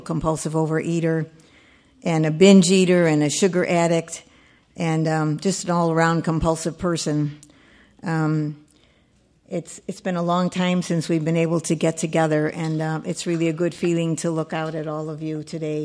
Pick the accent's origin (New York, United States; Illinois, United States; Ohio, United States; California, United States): Illinois, United States; Chicago; now in Burr Ridge, United States; I was born and raised in Chicago, and I actually lived in Chicago for 85 years